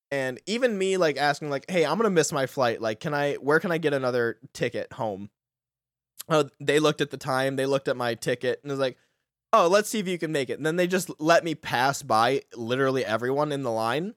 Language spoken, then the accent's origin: English; United States; I'm an American.